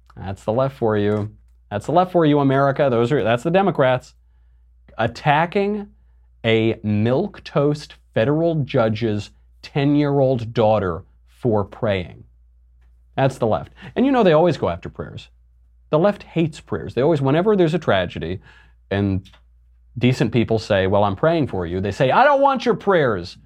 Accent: New York, United States; now in California, United States; I'm from New York. I live in California

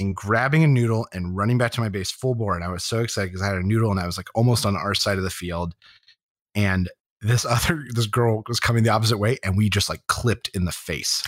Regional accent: Harrisburg, Pennsylvania, United States; Harrisburg, where I grew up in Pennsylvania

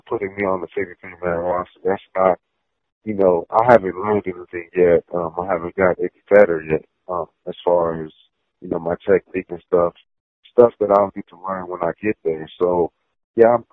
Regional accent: Greenville, Texas, United States; also born or lived in California; I ended up moving to Texas with my grandfather

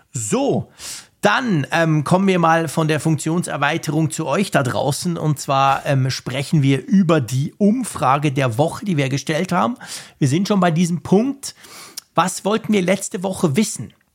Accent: Switzerland

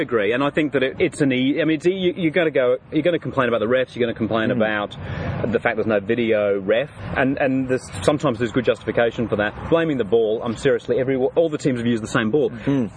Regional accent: England, United Kingdom; now in Brisbane, Australia; I was born in the United Kingdom. I was born in England

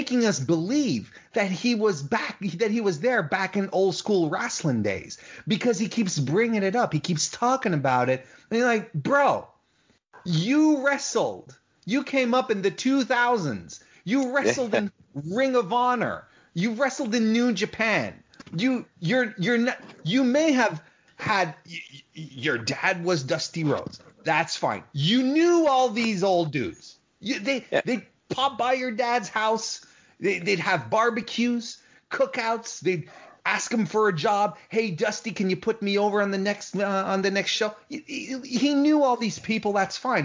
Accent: Canada; I'm Canadian

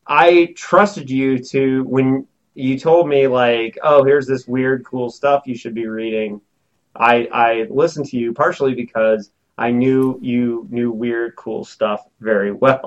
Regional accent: Bloomington, Indiana, United States; Bloomington, Indiana, my hometown.

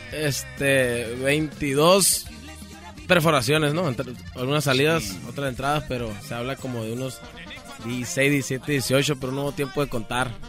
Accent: Sonora, Mexico; also born or lived in Culiacán, Sinaloa; Yo nací en Culiacán, Sinaloa también, pero soy criado en, Sonora

